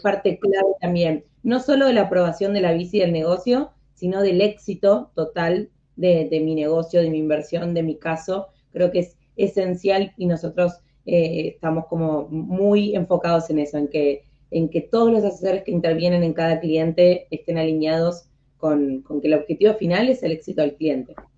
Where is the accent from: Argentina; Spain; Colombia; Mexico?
Argentina; yo siendo en Argentina